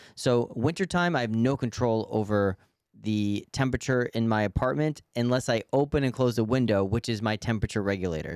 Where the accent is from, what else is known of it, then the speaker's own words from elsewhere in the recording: New York City, New York, United States; as a New Yorker